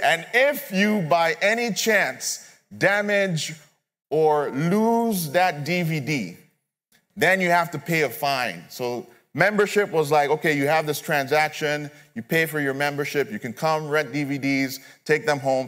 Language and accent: English; Nigeria; moved away; I'm originally from Nigeria, so I don't have immediate family members here